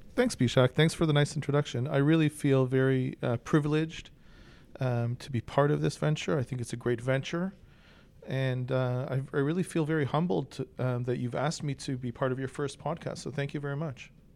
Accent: Toronto, Ontario, Canada; also born or lived in Philadelphia suburbs; now in Philadelphia, United States; I was born in Toronto

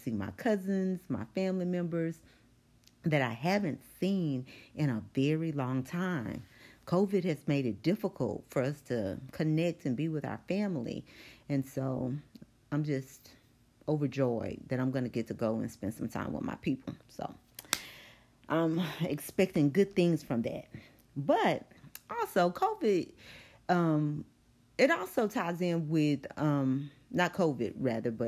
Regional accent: Longview, Texas, United States; moved away; my hometown of Longview

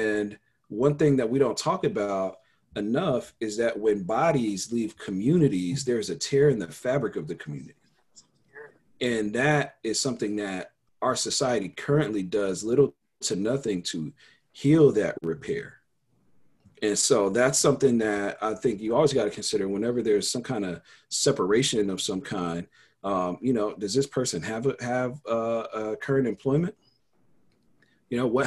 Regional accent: Denver, Colorado, United States; I grew up in Denver

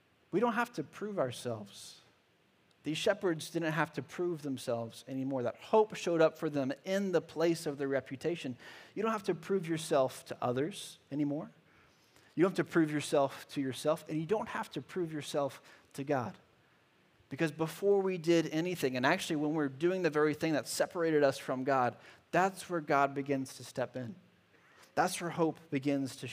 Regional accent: Charlotte, North Carolina, United States; I grew up in Charlotte, North Carolina

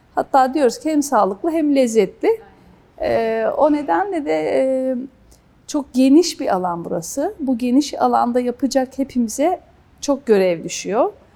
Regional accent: Kastamonu, Turkey; ben Kastamonluyum.

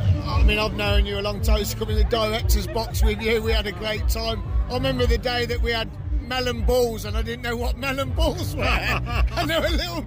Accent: Luton, East of England, United Kingdom; born there; also born or lived in Coventry; now in Manchester, United Kingdom; So I'm born in Luton, I lived in Cov, and now I live in Manchester.

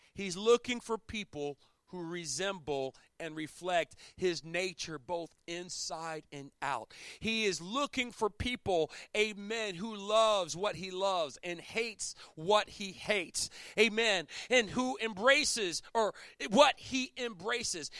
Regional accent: Chesapeake Bay area, United States; moved away; I'm from the Chesapeake Bay Area.

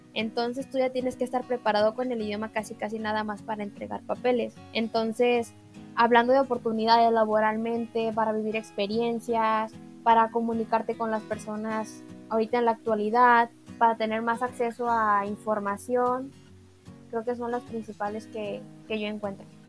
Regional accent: Mexico; tengo 23 años y soy mexicana

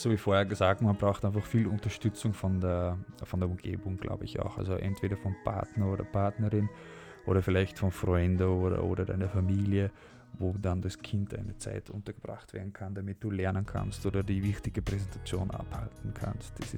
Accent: Netherlands; German is a second language; weil ich komme natürlich aus, also ich bin Holländer und, und in Holland gibt es auch ein Stipendium.

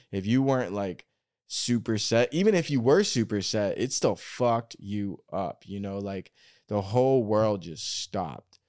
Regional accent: Oregon, United States; moved away; I'm from Oregon

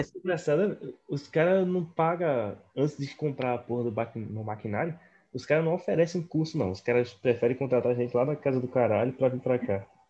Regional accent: Northeast Region, Brazil; eu sou do Nordeste

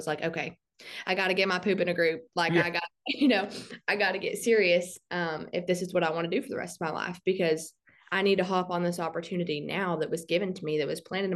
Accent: Southeast Oklahoma, United States; I'm from Southeast Oklahoma. I live probably about 90 miles from Dallas, and I live in the Durant area

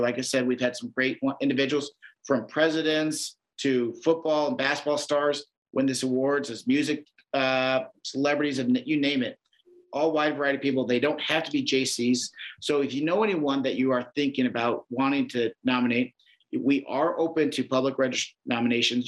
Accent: Iowa, United States; I've been born and raised in Iowa

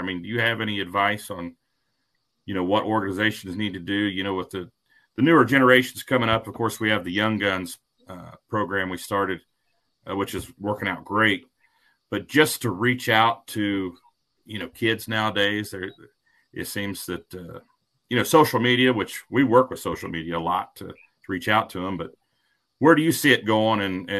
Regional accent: Ohio, United States; I grew up in Ohio.

